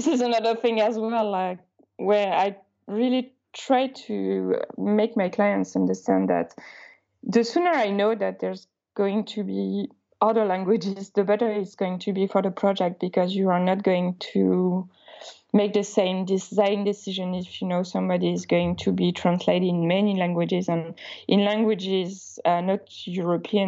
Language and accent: English; Alsace, Grand Est, France; first language Alsatian; English is a second language; I come from Alsace, which is a small region when the local language is kind of an old version of German. So the first language I learned wasn't French, actually, it was Alsatian